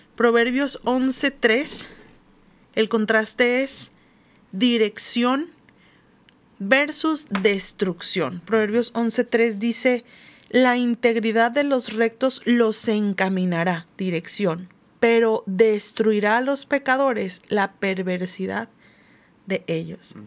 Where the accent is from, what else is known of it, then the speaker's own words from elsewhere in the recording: Mexico; como cultura latinoamericana o mexicana